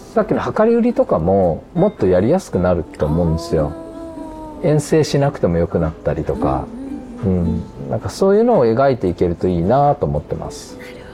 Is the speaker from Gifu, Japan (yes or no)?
yes; Ōgaki, Gifu, Japan; 僕が岐阜の大垣出身